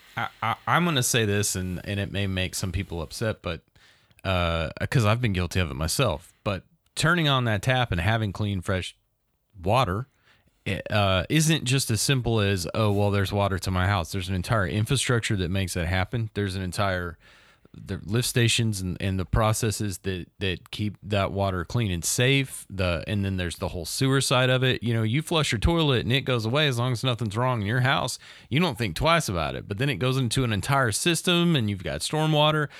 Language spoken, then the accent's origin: English; the South, United States; a person that's from here and from the South